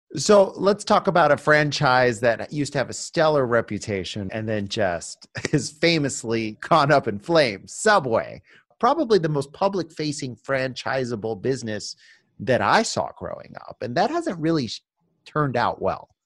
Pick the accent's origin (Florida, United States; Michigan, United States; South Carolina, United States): Florida, United States; Miami Beach; Miami Beach, my hometown